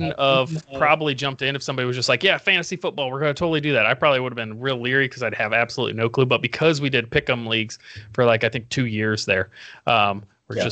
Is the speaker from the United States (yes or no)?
yes; Indiana, United States; moved away as an adult; now in Arizona, United States; originally from Indiana